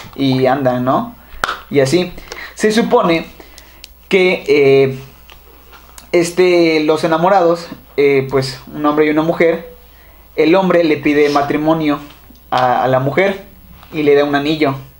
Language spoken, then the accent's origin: Spanish; Xalapa, Veracruz, Mexico; Somos jalapeños